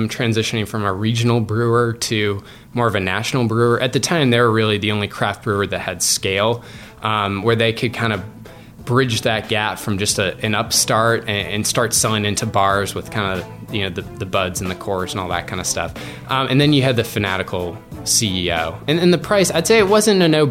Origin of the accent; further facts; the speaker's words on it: Massachusetts, United States; I'm from Massachusetts